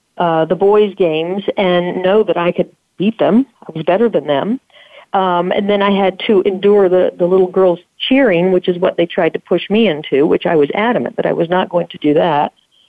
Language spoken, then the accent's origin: English; the South, United States; So growing up in the South, I think that was pretty much the theme.